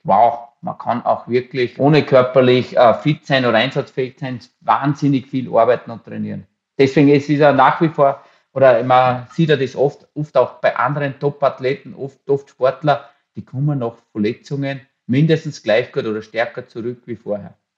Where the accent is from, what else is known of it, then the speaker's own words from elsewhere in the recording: Waldzell, Upper Austria, Austria; In Waldzell, in der Nähe von Ried im Innkreis, da gibt es ja nicht wirklich die Berge oder habe ich mit meiner Familie, bin ich halt da aufgewachsen auf dem Bauernhof